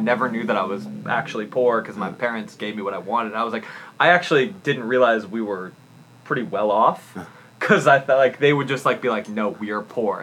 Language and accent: English; Beverly Hills, California, United States; I grew up in Beverly Hills, so everyone's like, oh, you're a rich kid